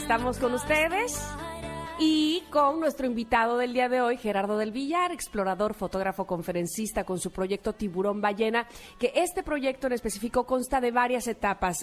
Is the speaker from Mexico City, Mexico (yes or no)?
no; Veracruz, Mexico; yo soy de Veracruz